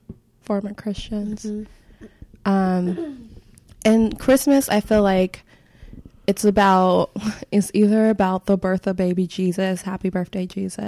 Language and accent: English; Midwest, United States; since growing up in the Midwest, and then we had like white winters, everything seemed super normal that I would see on TV.